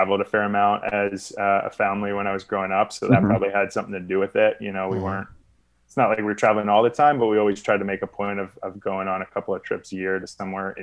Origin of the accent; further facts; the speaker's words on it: Philadelphia, Pennsylvania, United States; I grew up in Philadelphia area.